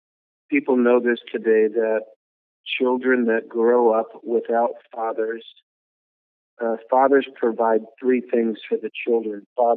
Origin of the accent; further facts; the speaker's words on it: Cook, Minnesota, United States; born there; Well, I was born in Minnesota. It's a little town in what's called the Iron Range of Minnesota, way up north, about 30 minutes from Canada, up in that little Arrowhead area, a little tiny town called Cook, Minnesota.